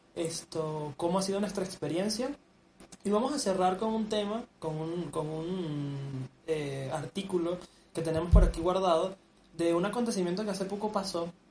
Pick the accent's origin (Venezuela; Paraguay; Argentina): Venezuela; now in Mexico; nosotros somos chamos venezolanos